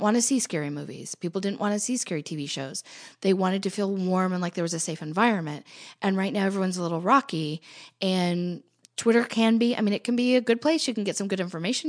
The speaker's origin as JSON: {"language": "English", "country": "United States", "said": "I'm an American"}